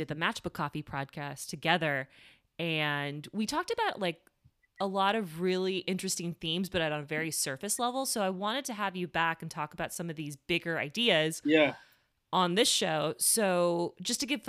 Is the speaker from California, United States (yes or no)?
no; Miami, Florida, United States; moved away as an adult; I grew up in Miami